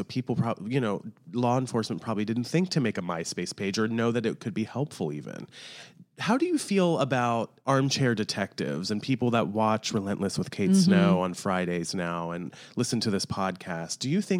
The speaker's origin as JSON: {"language": "English", "region": "Maryland", "country": "United States", "said": "I'm from Maryland, so I know."}